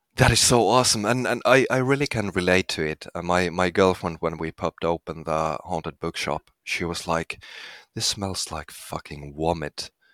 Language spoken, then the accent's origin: English; Finland; I'm from Finland.